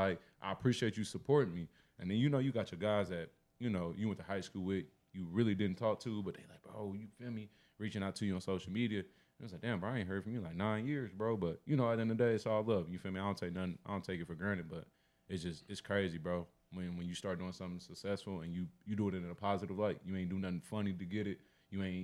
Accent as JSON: {"language": "English", "town": "Indianapolis", "region": "Indiana", "country": "United States", "said": "I'm from the crib. I'm from Indianapolis"}